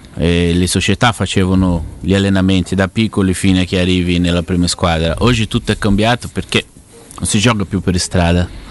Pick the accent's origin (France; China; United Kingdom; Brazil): Brazil; Ribeirão Preto, São Paulo; Italian is a second language; also born or lived in Curitiba / Rome; now in Ribeirão Preto, Brazil; sono tornato a vivere nella mia città perché io vivevo a Coritiba, poi mi spostavo a San Paolo. Adesso ho voluto tornare a Beron Preto